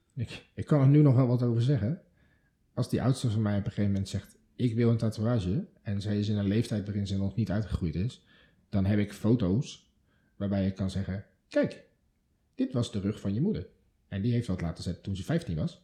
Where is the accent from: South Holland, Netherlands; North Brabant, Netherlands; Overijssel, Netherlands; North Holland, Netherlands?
South Holland, Netherlands; Delft; moved away; het wapen van Delft, mijn geboortestad